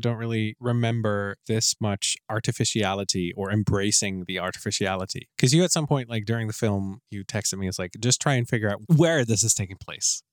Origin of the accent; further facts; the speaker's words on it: Netherlands; I'm from the Netherlands